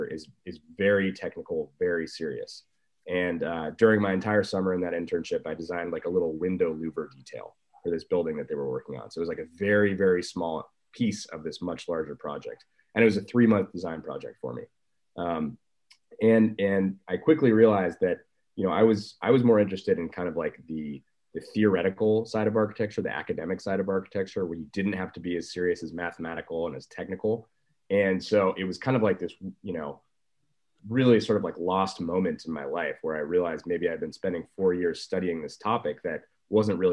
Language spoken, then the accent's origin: English; San Francisco, California, United States; also born or lived in Colorado; I grew up in San Francisco and then I went to Colorado for college.